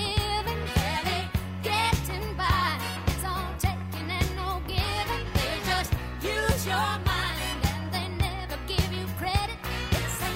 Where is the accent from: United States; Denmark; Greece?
Denmark; moved away; I'm from Denmark originally.